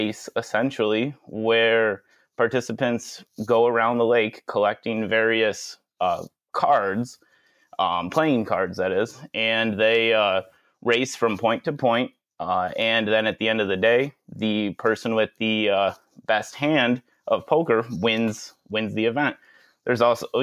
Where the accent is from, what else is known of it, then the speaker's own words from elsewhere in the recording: Geneva, New York, United States; I grew up right here, right in the Geneva, Penyan area. Ever since I was about 12 years old, I've lived on the property where the vineyard is